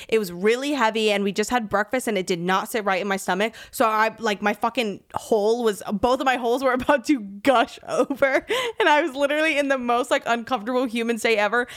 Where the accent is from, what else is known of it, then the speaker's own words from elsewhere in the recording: Miami, Florida, United States; I grew up in Florida